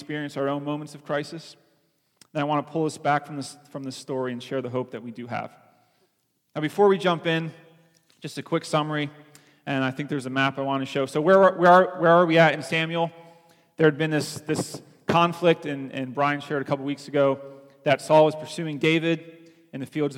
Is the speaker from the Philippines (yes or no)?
yes; Philippines; now in United States; growing up in the Philippines